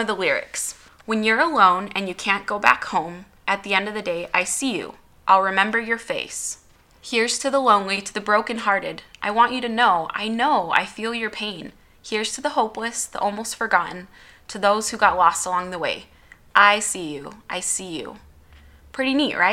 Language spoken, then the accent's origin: English; Utah, United States; I was born in Utah.